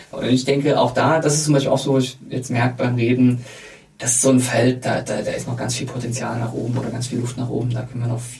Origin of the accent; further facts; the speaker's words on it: Dresden, Saxony, Germany; Ich, ich darf das ja als Dresdner sagen, sehr kritisch über meine Heimatstadt sprechen.